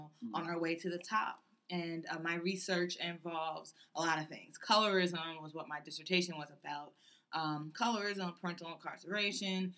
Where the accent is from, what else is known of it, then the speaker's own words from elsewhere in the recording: Richmond, Virginia, United States; also born or lived in Charlottesville, Virginia; I'm from Richmond, and I live on the range